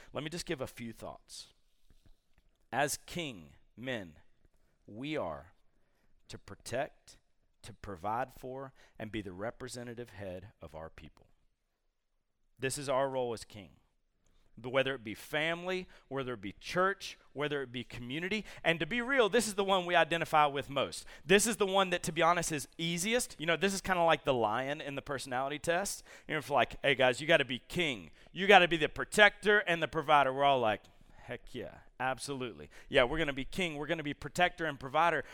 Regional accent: Columbus, Georgia, United States; I grew up in Columbus, Georgia

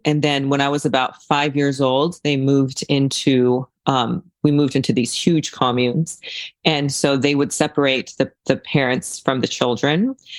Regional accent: Japan; also born or lived in China; now in California, United States; So I was born in China and then I was raised in Japan because the cult I was in was international.

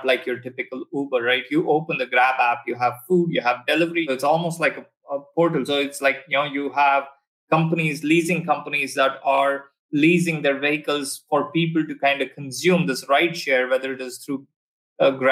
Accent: Bangalore, Karnataka, India; moved away as an adult; also born or lived in Texas, United States; now in Singapore; my hometown, which you've had some fantastic driving experiences in Bangalore

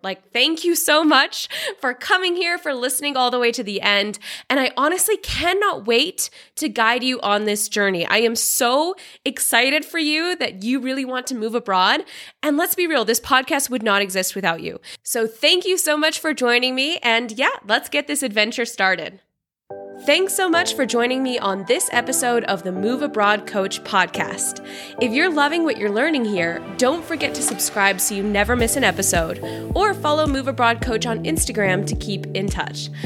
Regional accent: Seattle, Washington, United States; moved away as an adult; also born or lived in China / Vietnam / Tanzania / Australia; now in Georgia; I'm originally from Seattle in the U S, but I've lived in China, Vietnam, Tanzania, Australia, and now I live in Georgia, the country, not the state

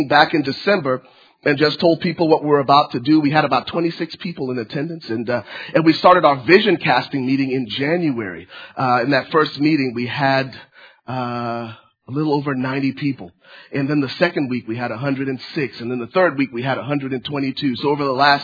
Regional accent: Liberia; now in United States; I'm originally from Liberia, West Africa. My family was granted political asylum back in 1993, and my family relocated to the States.

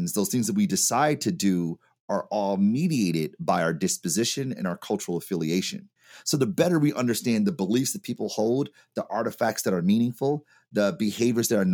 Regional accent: Detroit, Michigan, United States; Product of Detroit, Michigan

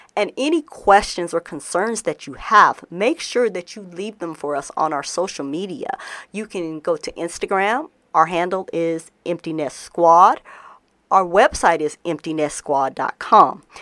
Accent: Denver, Colorado, United States; moved away; I'm recording in Denver, Colorado. I'm actually back in my hometown again

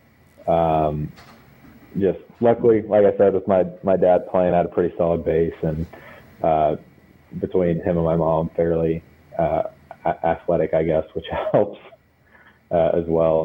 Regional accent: Lubbock, Texas, United States; also born or lived in Austin, Texas; I was born in Austin, moved to Lubbock when I was, I guess, like a year or whatever. So I grew up there until high school

